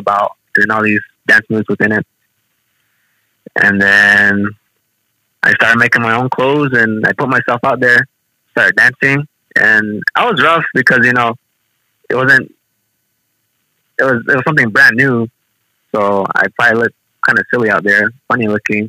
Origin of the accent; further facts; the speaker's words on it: Shungopavi, Arizona, United States; now in Cedar City, United States; I'm from Somopoli, and I grew up in all these important things